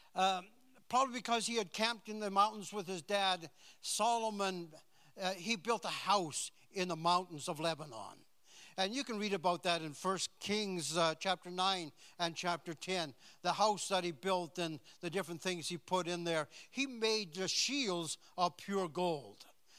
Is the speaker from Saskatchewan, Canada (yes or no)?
yes; Saskatchewan, Canada; I was born in Saskatchewan, so and we didn't travel very much when I was a kid. And I never left the province until I was, what, about 20?